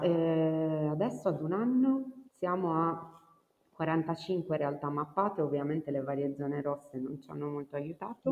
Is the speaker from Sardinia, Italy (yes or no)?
yes; Cagliari, Sardinia, Italy; moved away as an adult; also born or lived in Venice; a 19 anni sono letteralmente fuggita dalla mia città d'origine, Cagliari.